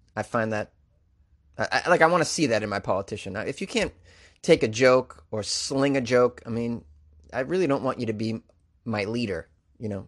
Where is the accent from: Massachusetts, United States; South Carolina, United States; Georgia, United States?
Massachusetts, United States; Boston; accent: Boston; moved away; also born or lived in New York City; Second is Bostonian, which I'm very proud to say